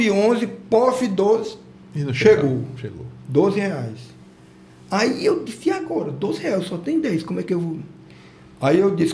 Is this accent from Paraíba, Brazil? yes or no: no; Goiás, Brazil; also born or lived in Tocantins; now in Nova Olinda, Brazil; eu fui criado lá no Goiás.